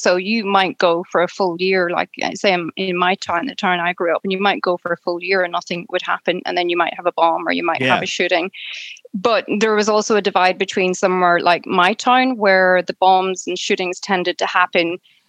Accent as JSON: {"language": "English", "region": "Northern Ireland", "country": "United Kingdom", "tie": "born or raised there", "said": "I was born in Northern Ireland, which is the part of Ireland that's run by Britain, it's part of the United Kingdom. So when I grew up in Northern Ireland"}